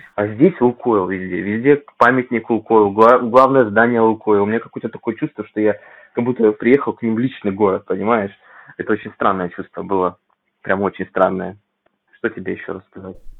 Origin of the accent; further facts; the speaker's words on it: Vladivostok, Primorsky Krai, Russia; moved away as an adult; now in Moscow Oblast, Russia; я родом из Владивостока